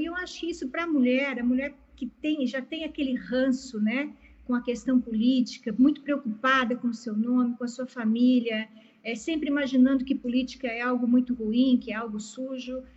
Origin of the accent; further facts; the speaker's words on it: Palotina, Paraná, Brazil; moved away; also born or lived in Piracicaba; nasci na cidade de, Palotina, no Paraná, então sou paranaense